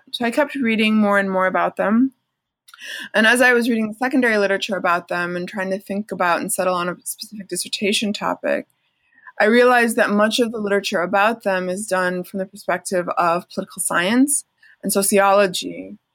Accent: Chicago, Illinois, United States; Okay, so I grew up as a in the Palestinian American community of Chicago, uh, Chicago area, it was a huge Palestinian American community, and I grew up very aware of my identity as a Palestinian American Muslim

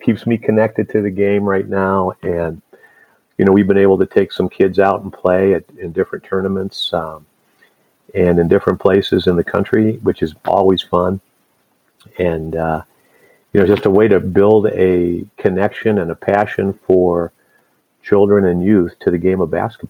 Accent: Chicago, Illinois, United States; born there; And so I was born in Chicago, and he was a young man trying to find his way in the game as a coach.

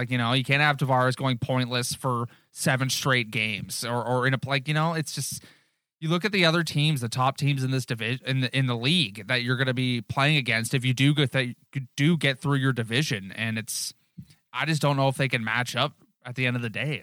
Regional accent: Newmarket, Ontario, Canada; We're from Newmarket.

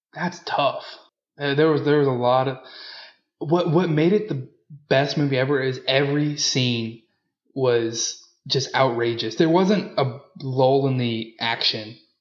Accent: Louisiana, United States; I'm from Louisiana.

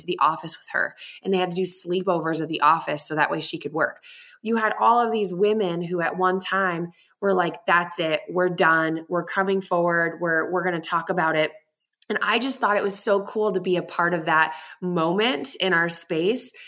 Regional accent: Boston, Massachusetts, United States; now in Tucson, United States; But I am in Tucson, Arizona, but I'm originally from Boston.

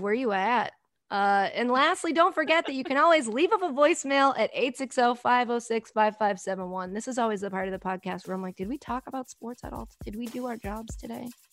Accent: Framingham, Massachusetts, United States; moved away as an adult; also born or lived in New Jersey; now in Hoboken, United States; I rep Framingham, Massachusetts

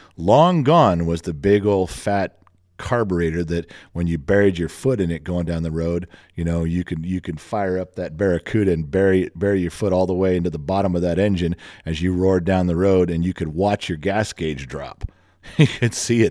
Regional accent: Los Angeles, California, United States; growing up in the Los Angeles area

